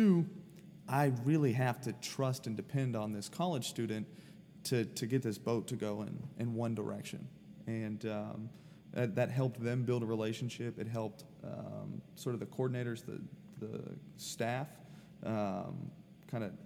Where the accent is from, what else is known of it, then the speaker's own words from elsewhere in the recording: Sarasota, Florida, United States; now in St. Petersburg, United States; I grew up in Sarasota